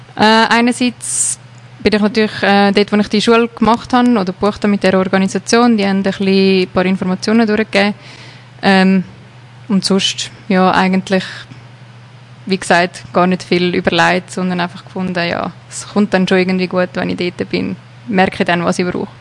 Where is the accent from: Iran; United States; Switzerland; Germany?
Switzerland; moved away as an adult; now in South Africa; das Leben mal hier in der Schweiz hinter mir zu lassen und auf unbestimmte Zeit eigentlich auf Südafrika zu gehen.